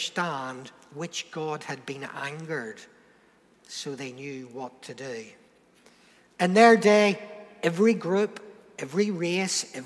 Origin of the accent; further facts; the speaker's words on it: Northern Ireland, United Kingdom; moved away as an adult; now in Portsmouth, United Kingdom; I'm British. I'm not English. Okay, I'm from Northern Ireland